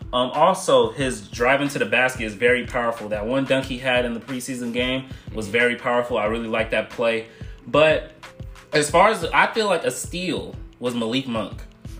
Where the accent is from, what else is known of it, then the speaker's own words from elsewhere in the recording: Paramount, California, United States; moved away; I am a mass communications major. I am from Los Angeles, California, LA County, specifically Paramount.